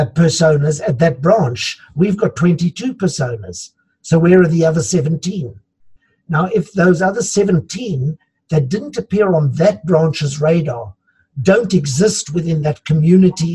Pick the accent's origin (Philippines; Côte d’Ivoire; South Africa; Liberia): South Africa; we're also a country of immigrants. So I come from Dutch heritage.